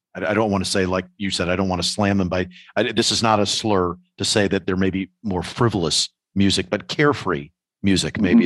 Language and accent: English; New York, United States; as a New Yorker